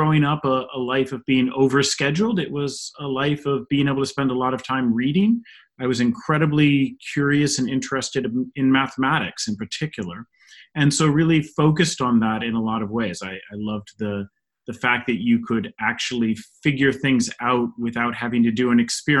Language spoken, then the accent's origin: English; Northeast Ohio, United States; moved away as an adult; now in Pittsburgh, United States; growing up in Northeast Ohio